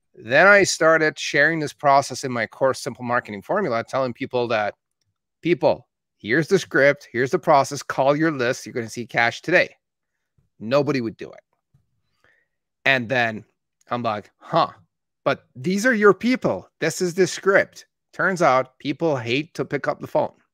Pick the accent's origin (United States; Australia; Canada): Canada; Calgary, Alberta; born or raised there; also born or lived in Tehran, Iran